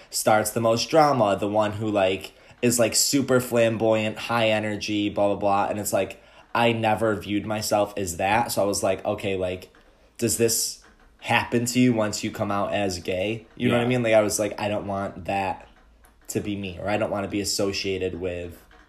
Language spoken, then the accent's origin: English; Syracuse, New York, United States; So, like, I came from Syracuse, you came from Ohio, correct?